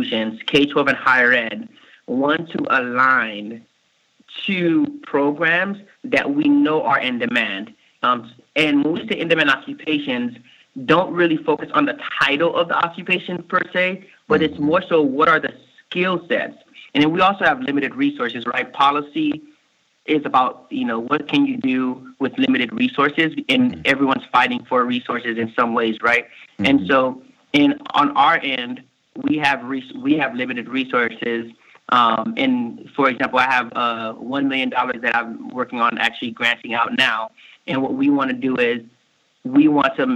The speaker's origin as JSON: {"language": "English", "town": "Miami", "region": "Florida", "country": "United States", "tie": "born or raised there", "also_born_or_lived": "Haiti", "moved": "as an adult", "lives_now": "Nevada, United States", "said": "I was born in Haiti, grew up in Miami. Mm-hmm. Grew up in Little Haiti in Miami"}